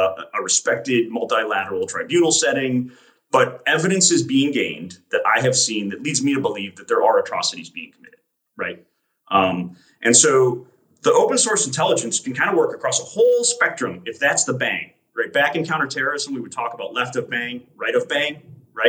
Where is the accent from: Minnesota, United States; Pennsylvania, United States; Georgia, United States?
Minnesota, United States; I grew up in Minnesota with tornado alerts